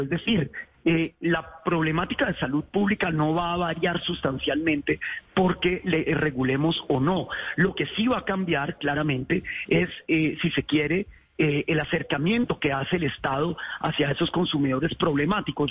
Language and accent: Spanish; Colombia; nuestra idiosincrasia como colombianos